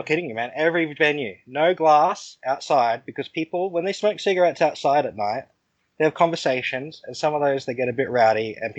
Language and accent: English; Australia; I'm Australian.